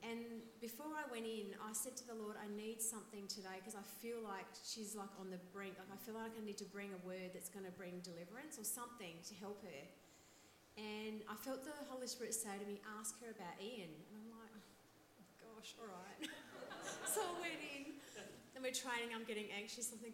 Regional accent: Melbourne, Victoria, Australia; we're from Melbourne

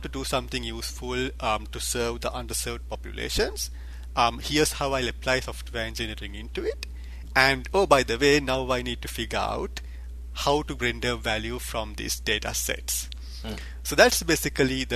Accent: Sri Lanka; moved away; I grew up in Sri Lanka, a small Asian country

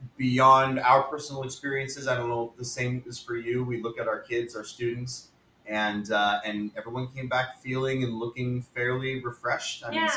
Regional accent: California, United States; growing up in California, we would get snow maybe one day.

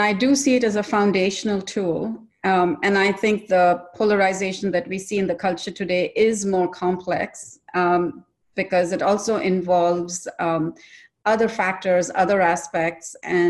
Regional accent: India; I'm originally from India, and I like to say from neither here nor there, because my father is from the north, my mother's from the south.

